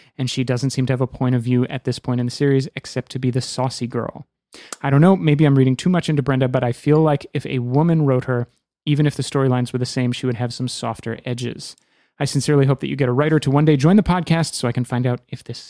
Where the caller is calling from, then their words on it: France; I'm listening from France.